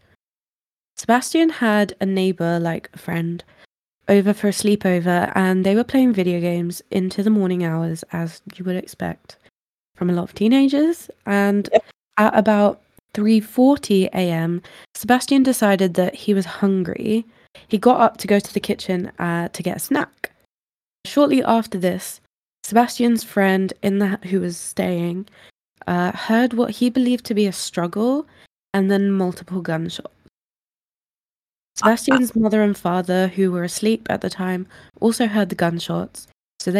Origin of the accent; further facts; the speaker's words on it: England, United Kingdom; we're English